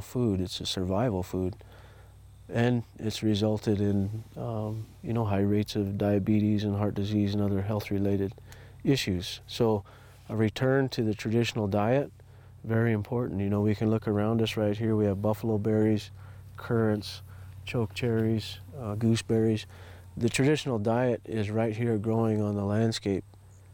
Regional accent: United States; who we are as Native American people

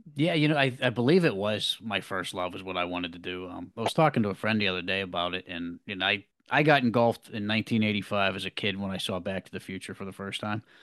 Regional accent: Pittsburgh, Pennsylvania, United States; I'm an actor from the Pittsburgh, Pennsylvania area, American born

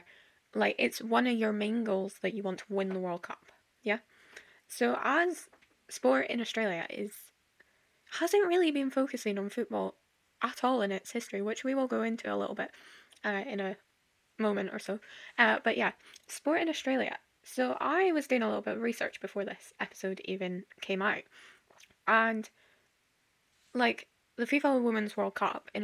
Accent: Scotland, United Kingdom; I'm Scottish

